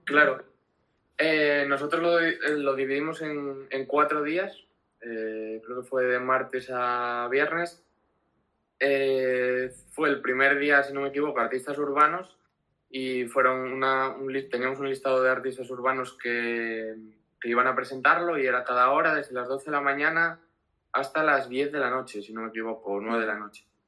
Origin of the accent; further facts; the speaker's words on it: Gijón, Asturias, Spain; vengo de Gijón, Asturias